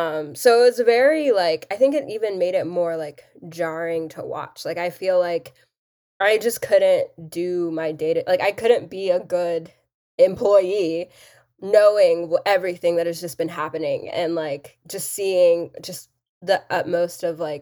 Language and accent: English; Texas, United States; Like, I grew up in Texas.